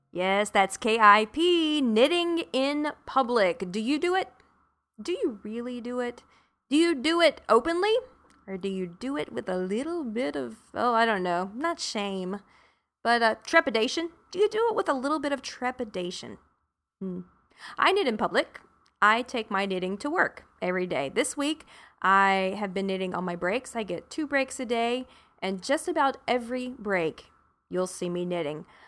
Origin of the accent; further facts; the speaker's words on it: South Carolina, United States; now in Arlington, Texas, United States; I'm originally from South Carolina.